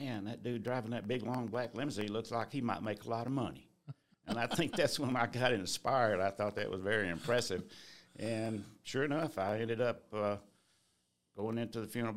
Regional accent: Columbus, Georgia, United States; also born or lived in Blakely, Georgia; About 2 years old, we moved up to Columbus

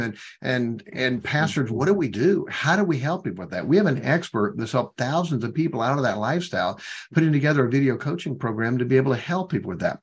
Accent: southwestern Michigan, United States; at an independent Baptist church in southwestern Michigan

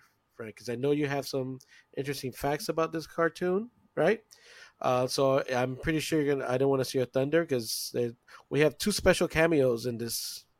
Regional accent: British Virgin Islands; I'm from the British Virgin Islands.

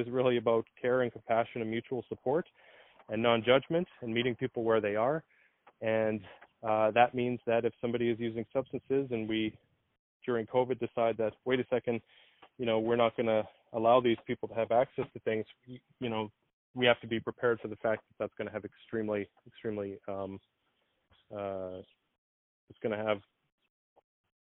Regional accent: Winnipeg, Manitoba, Canada; also born or lived in Toronto; I'm from Winnipeg, Manitoba

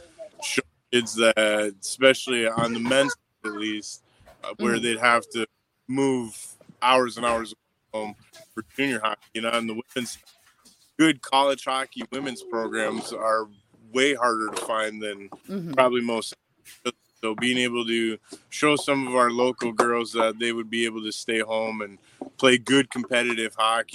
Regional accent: Sault Ste. Marie, Michigan, United States; I was born and raised here in the Sioux.

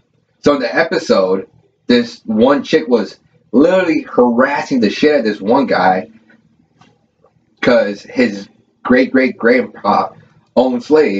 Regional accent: California, United States; moved away; I am from Cali. I used to live there

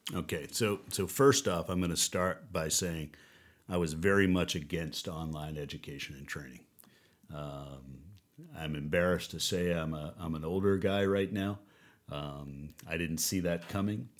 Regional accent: United States; moved away as an adult; also born or lived in New Orleans; we moved back from New Orleans back home here, crazy, in our own backyard where I was born and raised

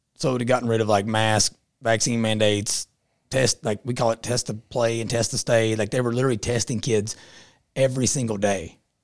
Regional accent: Southeastern Kentucky, United States; I'm from Southeastern Kentucky.

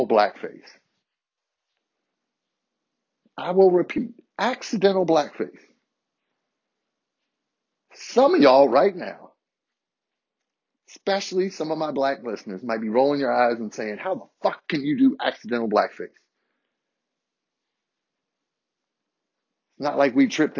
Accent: Harrisonburg, Virginia, United States; where I grew up in Harrisonburg

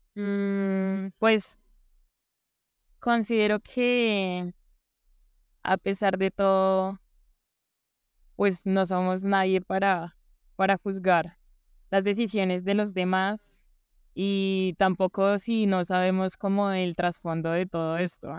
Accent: Bogotá, Colombia; yo nací aquí en Bogotá

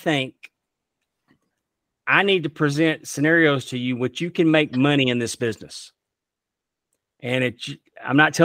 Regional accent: Texas, United States; also born or lived in Utica, Mississippi; I grew up in Texas

